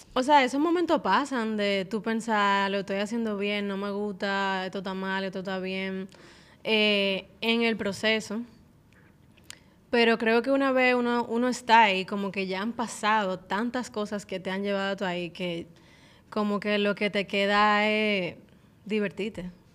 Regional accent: Dominican Republic; soy cantante, artista dominicana, soy mamá

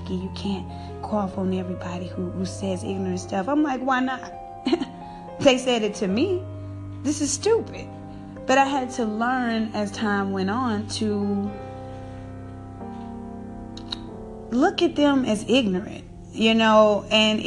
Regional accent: the South, United States; I grew up in the South

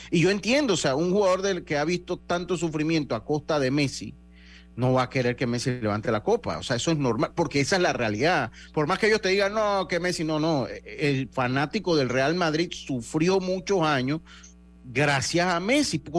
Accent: Los Santos, Panama; Yo soy de Los Santos.

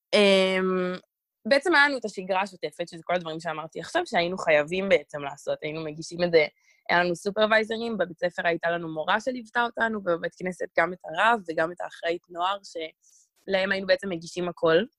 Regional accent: Israel; אני ממש ישראלית, וזה הזהות שלי בעיקר

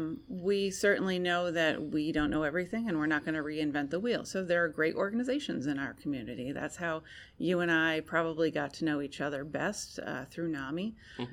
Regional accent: United States; I am a woman. I'm an American.

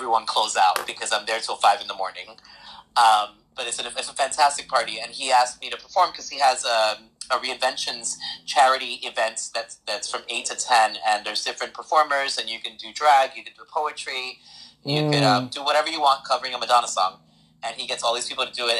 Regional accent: New Jersey, United States; I was born and raised in North Jersey

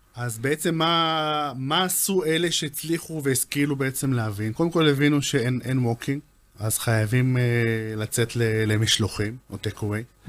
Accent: Israel; אנחנו ישראלים

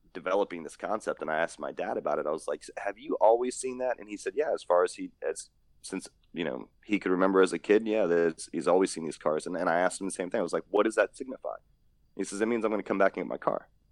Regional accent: East Coast, United States; growing up on the East Coast, I've seen you know, thousands of cars growing up

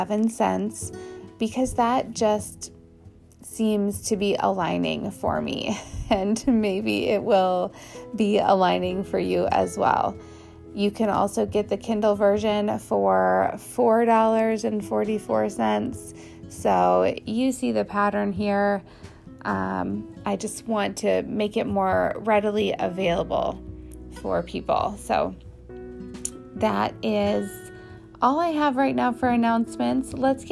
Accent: Midwest, United States; I am basically from the Midwest and have lived all over, but I probably drive through your town on my way from Ohio up to Minneapolis.

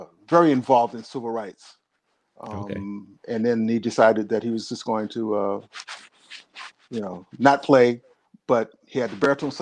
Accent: Los Angeles, California, United States; moved away as an adult; also born or lived in Cleveland, Ohio / Pomona, California; now in Bay Area, United States; I grew up in Southern California

